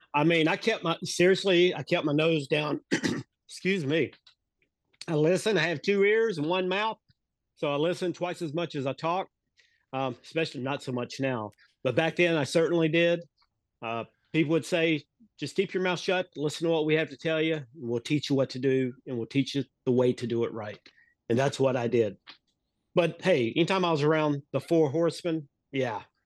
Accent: Mooresville, North Carolina, United States; also born or lived in Charleston, South Carolina / Charlotte, North Carolina; I grew up in Mooresville, North Carolina. Um, I was here my entire life until I graduated high school in nineteen eighty-two.

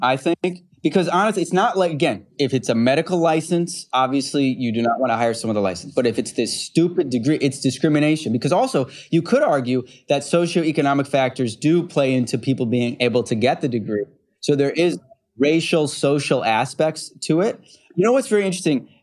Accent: Utica, New York, United States; also born or lived in Rochester, New York; I grew up in, uh, central New York and western New York. So I grew up in Utica, New York. And then Rochester is where I went to high school.

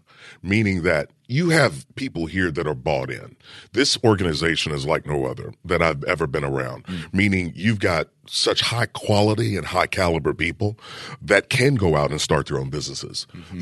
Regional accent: Kentucky, United States; I'm from Kentucky.

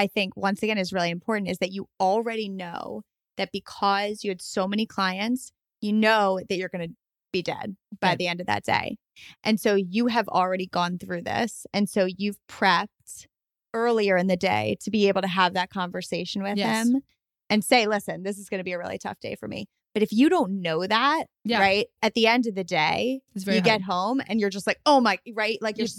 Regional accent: New York, United States; I'm from New York.

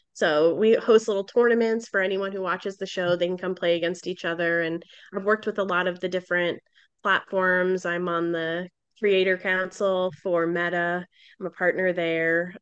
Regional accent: Boston, Massachusetts, United States; I'm from Boston

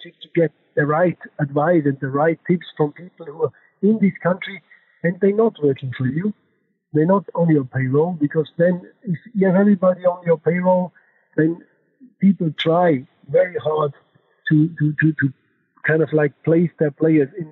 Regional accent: Germany; accent: German; English is a second language; I'm German, you know, my accent, and also by my passport

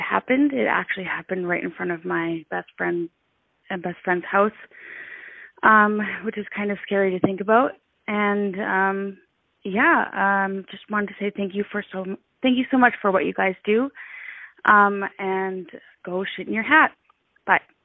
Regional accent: MacGregor, Manitoba, Canada; I grew up in McGregor, Manitoba

